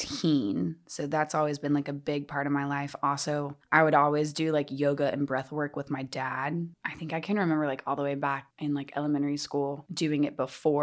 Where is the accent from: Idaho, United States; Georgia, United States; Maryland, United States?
Georgia, United States; Atlanta; born or raised there